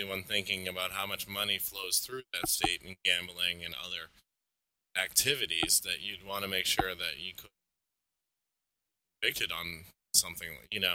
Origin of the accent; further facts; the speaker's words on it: Massachusetts, United States; I'm from Massachusetts